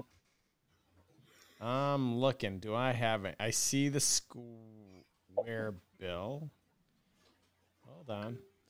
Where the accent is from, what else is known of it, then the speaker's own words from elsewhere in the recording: Syracuse, New York, United States; I grew up in Syracuse.